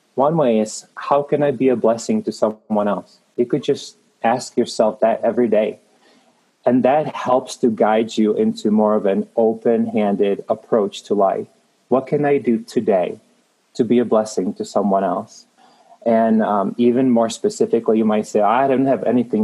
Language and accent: English; Prague, Czechia; moved away as an adult; now in Denver, United States; I am Czech made. I was born in Prague in the Czech Republic. In a nutshell, came to the United States when I was 18 as an exchange student